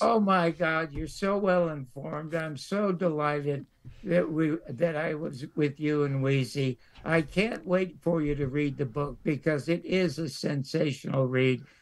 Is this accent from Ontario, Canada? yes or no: yes; Toronto, Ontario, Canada; now in United States; I was born in the Salvation Army, uh, the Salvation Army charity ward in Toronto to two parents who did not want me